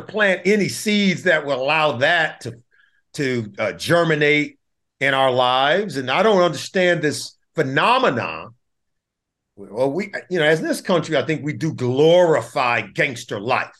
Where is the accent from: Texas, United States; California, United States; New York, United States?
California, United States; Compton; I grew up in Compton, California